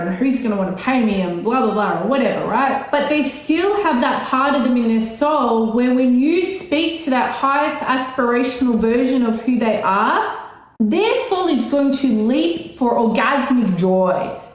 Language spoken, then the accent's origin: English; Australia; I'm Australian